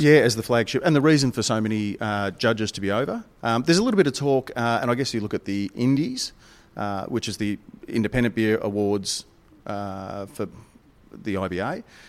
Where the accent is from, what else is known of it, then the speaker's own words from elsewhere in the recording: Melbourne, Victoria, Australia; Melbourne, my hometown